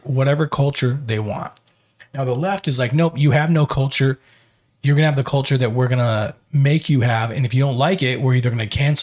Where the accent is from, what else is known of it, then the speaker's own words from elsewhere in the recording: United States; as an American